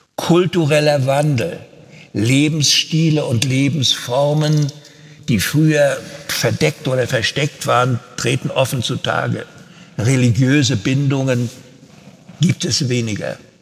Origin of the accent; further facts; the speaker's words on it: Rostock, Mecklenburg-Vorpommern, Germany; moved away as an adult; also born or lived in Cologne; weil ich meine mecklenburgische Heimat liebte, meine Ostsee, mein Rostock, Fischland da oben.